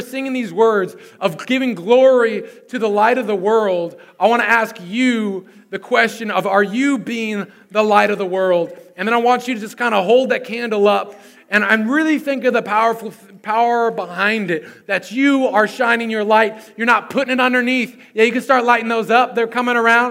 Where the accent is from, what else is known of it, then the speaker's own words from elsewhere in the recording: Susanville, California, United States; my hometown of Susanville, California